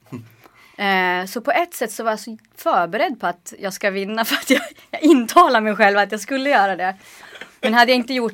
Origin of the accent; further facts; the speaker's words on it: Norrland, Sweden; Men det är ju ingen, inga avstånd hemma i Norrland.